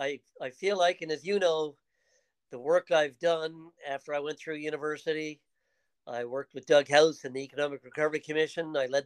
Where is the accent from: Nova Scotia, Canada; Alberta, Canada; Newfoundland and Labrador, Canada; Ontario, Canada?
Newfoundland and Labrador, Canada; also born or lived in Toronto; I often say I'm a typical Newfoundlander of my generation. I was born in Toronto.